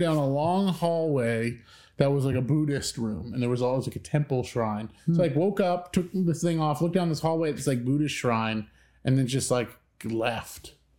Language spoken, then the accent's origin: English; Midwest, United States; so I'm from the Midwest. We're from the Midwest.